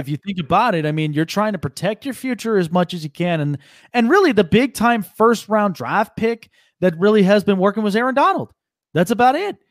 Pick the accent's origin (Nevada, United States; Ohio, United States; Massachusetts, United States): Nevada, United States; Las Vegas; I'll be a Golden Knight fan till the day I die from my hometown